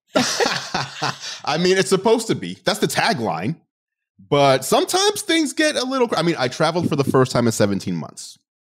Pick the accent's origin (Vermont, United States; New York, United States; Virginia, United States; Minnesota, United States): New York, United States; New York City; moved away; Growing up in New York City and having my entire family over there